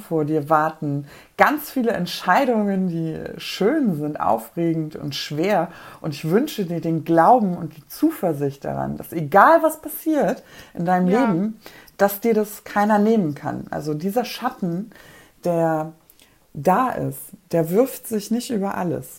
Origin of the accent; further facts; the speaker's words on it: Poland; moved away; Ich komme aus Polen